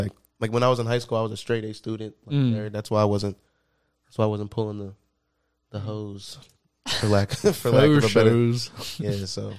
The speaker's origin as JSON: {"language": "English", "town": "Sicklerville", "region": "New Jersey", "country": "United States", "also_born_or_lived": "Philadelphia", "said": "I've only known South Jersey. I'm from Sicklerville."}